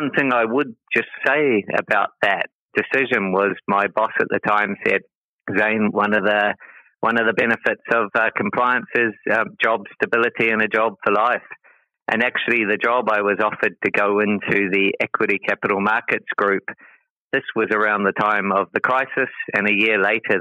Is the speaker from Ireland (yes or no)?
no; Te Aroha, Waikato, New Zealand; moved away as an adult; also born or lived in Christchurch, New Zealand; now in Singapore; I grew up in New Zealand in a little town called Te Aroha